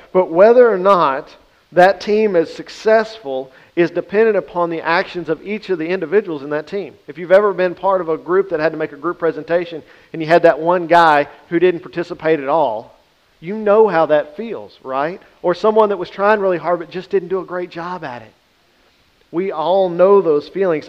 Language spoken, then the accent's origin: English; the Bible Belt, United States; Growing up in the Bible Belt